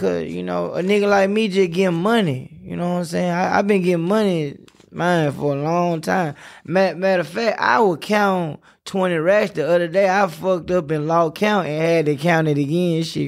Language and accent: English; United States; not California, I'm from Hollywood